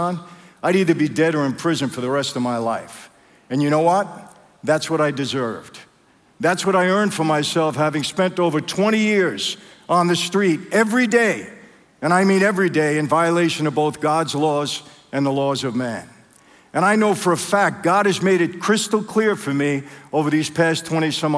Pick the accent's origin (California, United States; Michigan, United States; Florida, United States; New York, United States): New York, United States; New York City; I grew up in Brooklyn.